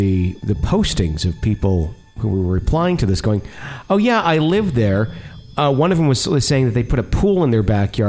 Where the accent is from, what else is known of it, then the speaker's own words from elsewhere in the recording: Fond du Lac, Wisconsin, United States; moved away; from my hometown. Good old Fond du Lac, Wisconsin